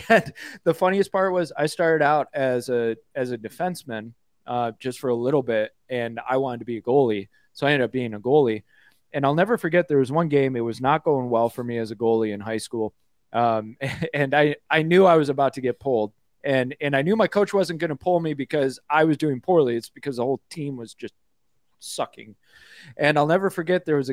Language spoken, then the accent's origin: English; Michigan, United States; I grew up in Michigan, and I played hockey.